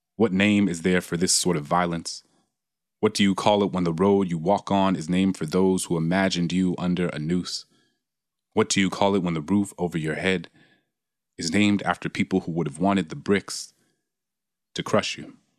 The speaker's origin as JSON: {"language": "English", "town": "New Orleans", "region": "Louisiana", "country": "United States", "tie": "born or raised there", "said": "my hometown in New Orleans"}